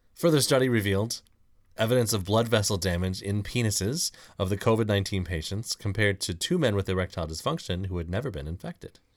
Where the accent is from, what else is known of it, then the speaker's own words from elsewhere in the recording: Mill Point, United States; I grew up in Mill Point